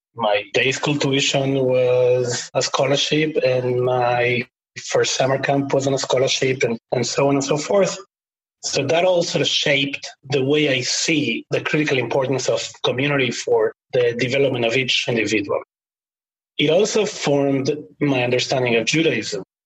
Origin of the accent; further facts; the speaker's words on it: Buenos Aires, Argentina; moved away; I grew up in Argentina, as I said, during the times of the military government.